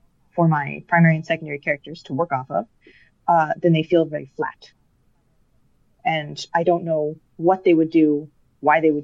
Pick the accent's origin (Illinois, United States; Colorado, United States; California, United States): Colorado, United States; now in Denmark; I grew up in Colorado